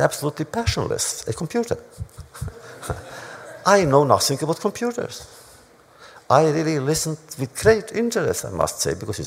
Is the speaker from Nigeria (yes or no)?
no; Romania; also born or lived in New York, United States; now in United States; in my hometown, which was Hungary, Romania